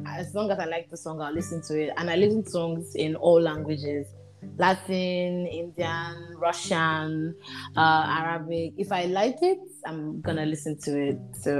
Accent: Nigeria

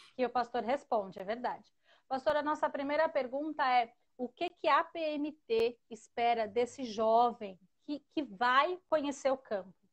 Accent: Santo André, São Paulo, Brazil; eu sou da capital, sou de São Paulo, Santo André, sou de Santo André, São Paulo.

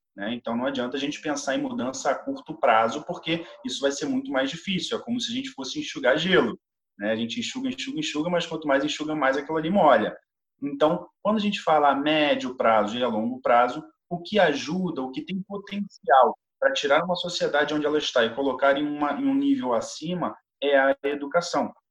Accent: Rio de Janeiro, Brazil; eu sou aqui do Rio de Janeiro, moro no Rio de Janeiro

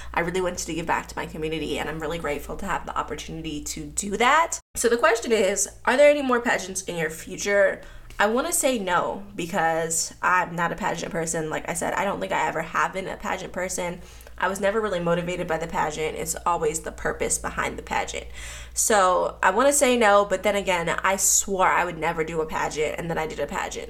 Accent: Pittsburgh, Pennsylvania, United States; moved away as an adult; now in Atlanta, United States; Then I moved to Pittsburgh when I was like four or five years old when my parents got divorced. I grew up in Pittsburgh

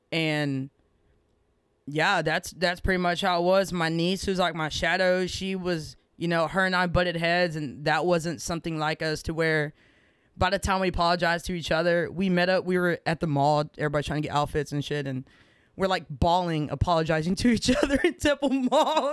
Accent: Rosebud, Texas, United States; I grew up in Rosebud, Texas

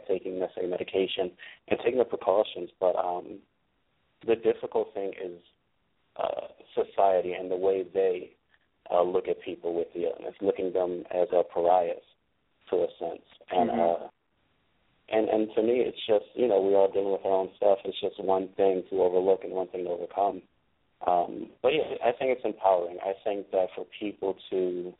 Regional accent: Philadelphia, Pennsylvania, United States; I was born and raised in Philly.

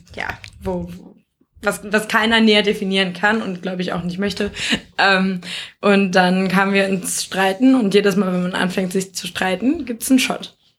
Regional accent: Nordheim, Germany; aus Nordheim, wo ich herkomme

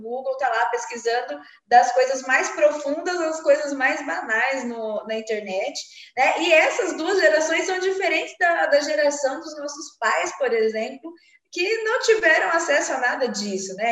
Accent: interior of São Paulo, Brazil; moved away; eu sou do interior de São Paulo

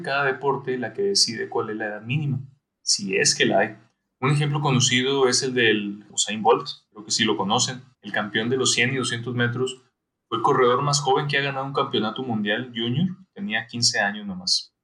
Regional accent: Sonora, Mexico; moved away; como decimos allá en Sonora

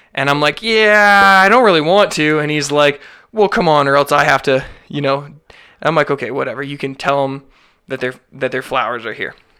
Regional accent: Alberta, Canada; I'm born and raised in Alberta. I'm a fucking Birda boy.

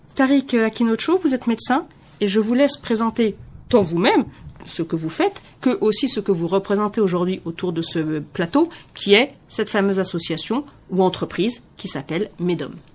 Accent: Benin; en tant que béninois

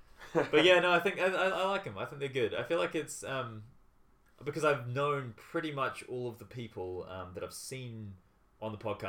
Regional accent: Dunedin, Otago, New Zealand; I was born and bred in Dunedin.

